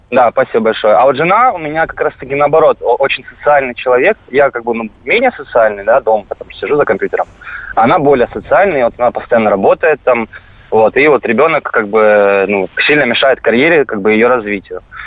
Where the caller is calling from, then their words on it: Rostov-on-Don, Rostov Oblast, Russia; я звоню из Ростова-на-Дону